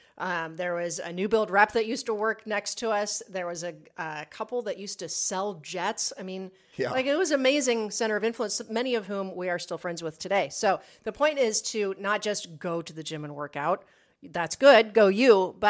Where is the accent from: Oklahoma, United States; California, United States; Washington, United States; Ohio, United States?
Ohio, United States; Columbus; We love you. We're from Columbus.